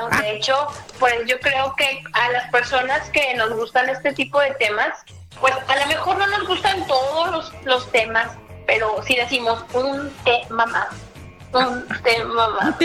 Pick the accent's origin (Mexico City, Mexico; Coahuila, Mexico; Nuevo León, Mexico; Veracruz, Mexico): Coahuila, Mexico; Torreón; Yo soy de la ciudad de Torreón, Coahuila.